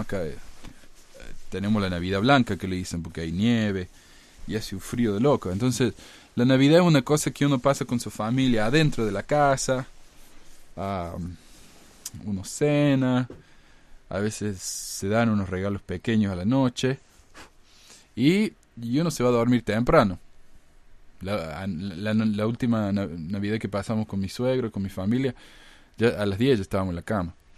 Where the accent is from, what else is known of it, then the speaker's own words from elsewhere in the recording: Córdoba, Argentina; ahí en mi ciudad natal de Córdoba